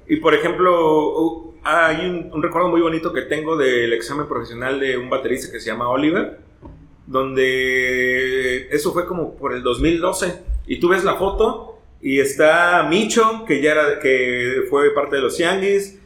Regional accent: Martínez de la Torre, Veracruz, Mexico; now in Xalapa, Mexico; nací en el Hospital de las Monjas de Martínez de la Torre

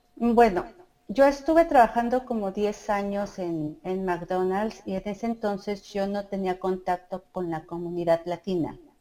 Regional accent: Mexico City, Mexico; moved away as an adult; also born or lived in Coacalco, State of Mexico / Ecatepec, State of Mexico; now in Toronto, Canada; yo nací por lo que es el mercado de Jamaica, por ahí nací. Em, mis papás después se fueron a vivir al Estado de México, lo que es lo que es Coacalco, y después me fui a vivir a Ecatepec, pero cuando viví en Ecatepec estudié y trabajé en la Ciudad de México

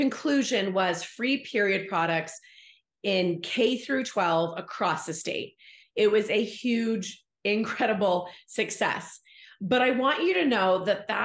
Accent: Bay Area, California, United States; moved away; I'm from the Bay Area, so I didn't grow up in Utah, but California had its own things growing up as a young woman there

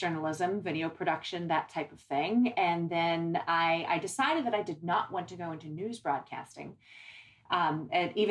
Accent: Sandy Lake, Pennsylvania, United States; moved away as an adult; also born or lived in Tennessee / Fort Mill, South Carolina; now in Rock Hill, United States; I grew up in Pennsylvania, Sandy Lake, Pennsylvania, small town, very small town

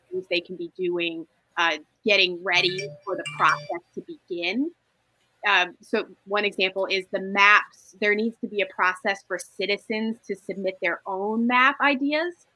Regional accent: Toledo, Ohio, United States; I'm from Toledo

